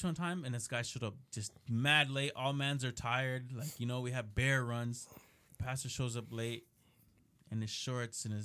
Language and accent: English; Canada; I was born in Canada